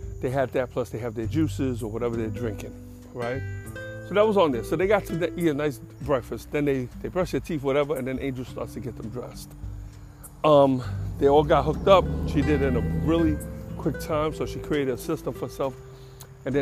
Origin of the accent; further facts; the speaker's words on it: New York City, New York, United States; I'm from the Bronx